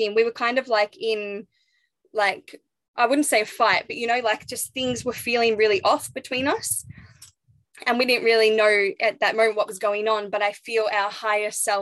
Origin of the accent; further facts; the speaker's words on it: Phillip Island, Victoria, Australia; moved away as an adult; also born or lived in Sunshine Coast; I grew up in Phillip Island